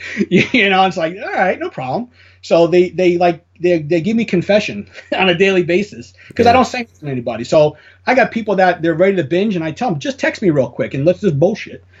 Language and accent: English; New York City, New York, United States; I'm Italian. I mean, it is what it is. I come from the Bronx